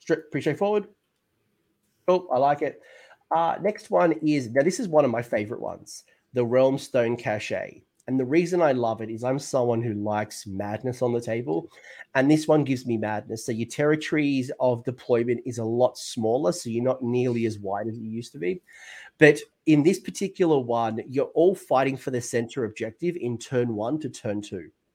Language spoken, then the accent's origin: English; Australia; that's me being too Australian